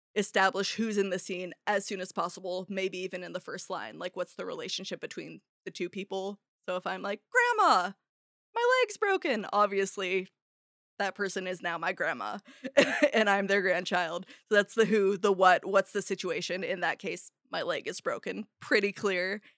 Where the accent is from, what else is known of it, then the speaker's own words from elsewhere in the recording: Arcata, California, United States; also born or lived in San Francisco; Arcata, my hometown